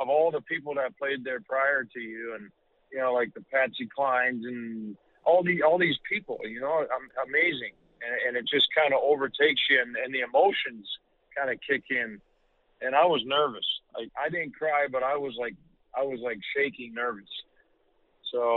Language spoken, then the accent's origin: English; Canada; the beautiful country of Canada, my home country